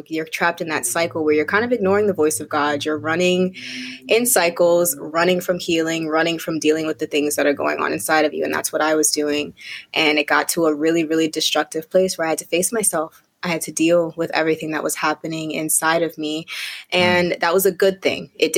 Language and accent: English; Connecticut, United States; also born or lived in Bermuda; now in Brooklyn, United States; I'm currently living in Brooklyn, New York, but I'm originally from Bermuda. So I was born in Bermuda, raised in Connecticut, and bounced around quite a lot throughout my life